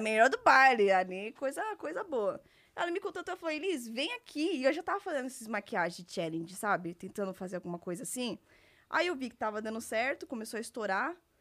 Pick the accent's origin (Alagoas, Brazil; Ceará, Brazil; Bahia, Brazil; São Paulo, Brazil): São Paulo, Brazil; Eu sou de São Paulo, é, nasci e que fui criada aqui até então